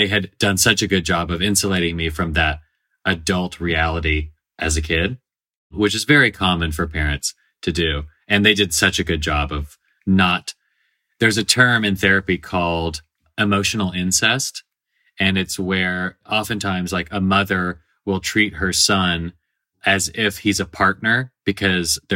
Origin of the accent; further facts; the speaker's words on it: Nashville, Tennessee, United States; I grew up in Nashville, Tennessee, where I still live about half the time